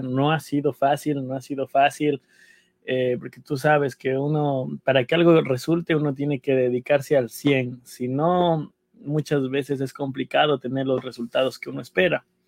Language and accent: Spanish; Ecuador; moved away as an adult; now in New York, United States; somos los ecuatorianos